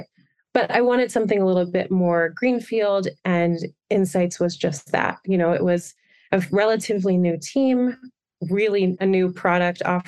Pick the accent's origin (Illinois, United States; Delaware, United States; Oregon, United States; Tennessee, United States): Delaware, United States; Wilmington; moved away as an adult; also born or lived in Boston, Massachusetts; now in Denver, United States; I grew up in Wilmington, Delaware